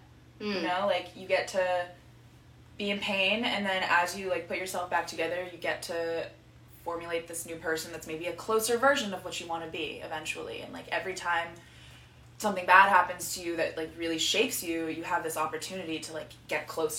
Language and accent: English; South Florida, United States; I grew up in South Florida, and my family was very conservative and, like, very immigrant-based. My mom is from South Africa, and my dad's from Ohio